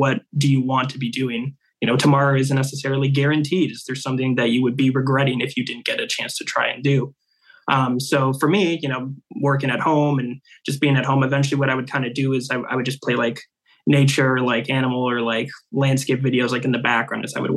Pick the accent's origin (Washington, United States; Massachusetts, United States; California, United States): Washington, United States; Seattle; born and raised in Seattle. I've been here kind of my whole life